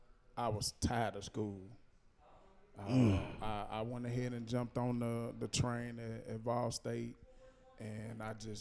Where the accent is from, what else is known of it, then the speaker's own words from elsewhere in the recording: Nashville, Tennessee, United States; I'm from here. I grew up in Madison.